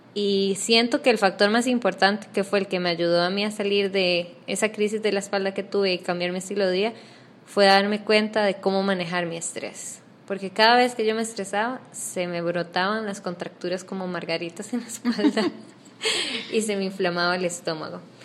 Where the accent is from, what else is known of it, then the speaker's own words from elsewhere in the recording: Costa Rica; moved away as an adult; now in Panama; yo soy costarricense, eh, me mudé a Panamá hace no menos de seis meses, siete meses